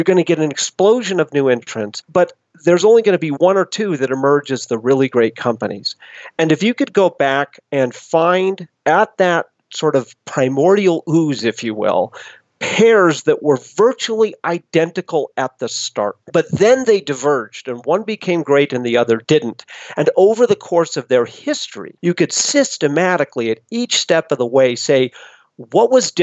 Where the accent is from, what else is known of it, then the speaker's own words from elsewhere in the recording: Boulder, Colorado, United States; moved away as an adult; I grew up in Boulder, Colorado, but went away to college